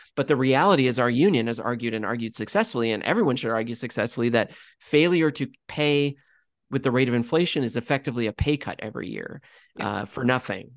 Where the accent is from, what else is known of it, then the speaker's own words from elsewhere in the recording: Canada; being Canadian